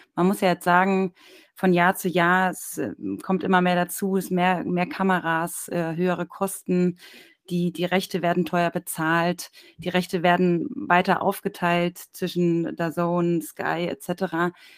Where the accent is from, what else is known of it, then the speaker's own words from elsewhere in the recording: Darmstadt, Hesse, Germany; also born or lived in Mainz; in der Nähe von meinem Geburtsort Darmstadt